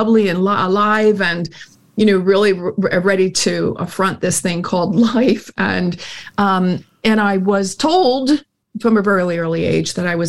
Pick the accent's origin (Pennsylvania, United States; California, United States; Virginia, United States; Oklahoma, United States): Pennsylvania, United States; Philadelphia; I was born in Philadelphia, Pennsylvania, to very, very normal people, labor class, definitely.